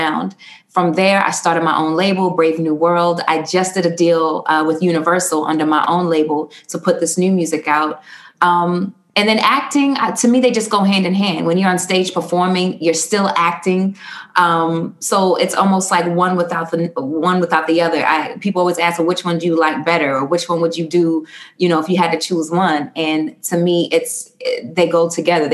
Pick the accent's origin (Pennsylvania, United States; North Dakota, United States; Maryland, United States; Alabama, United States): Maryland, United States; Baltimore; we grew up in West Baltimore